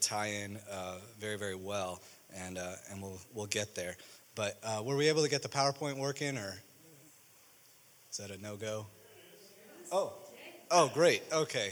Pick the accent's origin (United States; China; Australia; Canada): United States; Chicago, Illinois; moved away; also born or lived in Springfield, Missouri; I grew up in Chicago